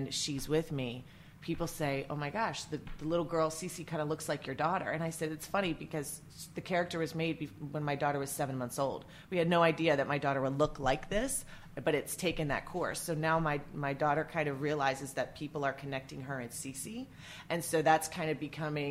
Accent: West Virginia, United States; moved away as an adult; also born or lived in New York / New Jersey / Maine / Maryland; where I grew up in West Virginia

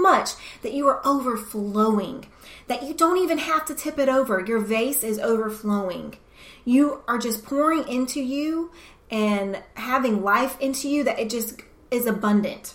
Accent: the South, United States; It's just the environment I was brought up in the South

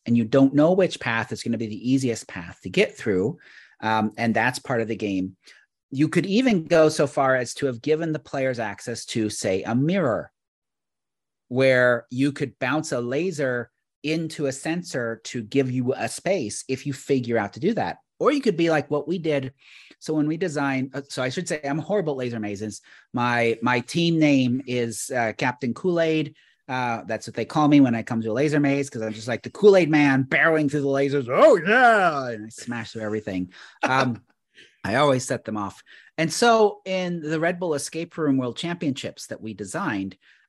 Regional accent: Canada; But I'm Canadian.

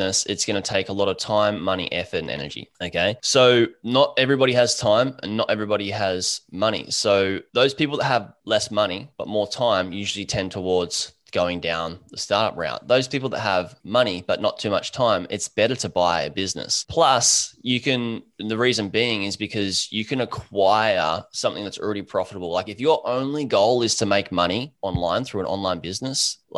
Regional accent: Gold Coast, Queensland, Australia; I'm a surfer from the Gold Coast, Australia

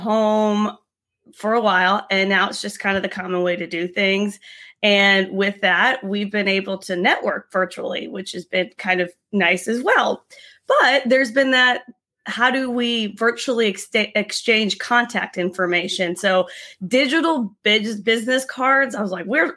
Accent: Tampa, Florida, United States; we're from Tampa

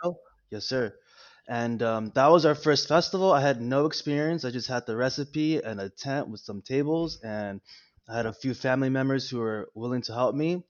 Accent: La Puente, California, United States; first language Spanish; English is a second language; also born or lived in West Covina, California; I was born in Los Angeles, California, in West Covina. Um, I grew up in La Puente

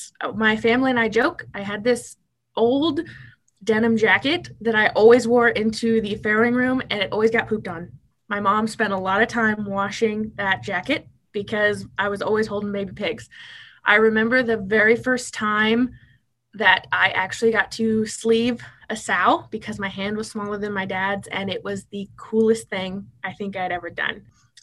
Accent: Tecumseh, Nebraska, United States; moved away as an adult; I moved from Tecumseh, Nebraska, when I'd never lived out of the state, to Lexington, Kentucky for 2 years.

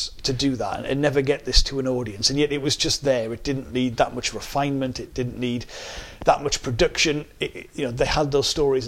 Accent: Sunderland, North East England, United Kingdom; accent: Sunderland; moved away as an adult; now in Greater Manchester, United Kingdom; I'm really proud to have grown up in the Northeast, to be from Sunderland, but I went just a few weeks after my 18th birthday, I arrived in Manchester in 1998

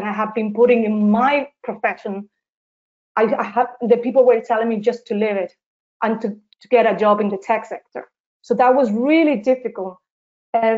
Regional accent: Seville, Andalusia, Spain; English is a second language; moved away as an adult; now in Dublin, Ireland; I'm from Spain, from a beautiful city in the south of Spain, and it's called Seville

